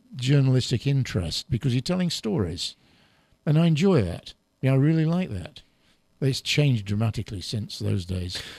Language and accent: English; England, United Kingdom; accent: English; I've got an English